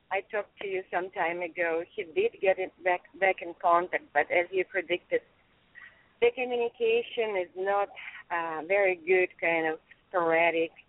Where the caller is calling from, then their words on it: California, United States; And I'm calling from California.